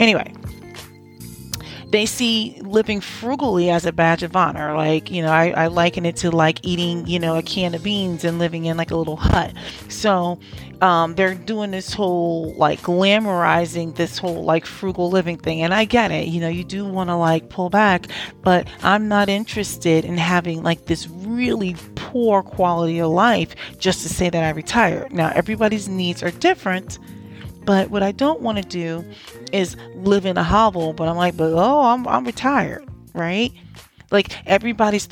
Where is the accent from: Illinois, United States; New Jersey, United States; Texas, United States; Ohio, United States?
New Jersey, United States; also born or lived in DMV (Washington metropolitan area); now in DMV, United States; I'm actually from New Jersey too.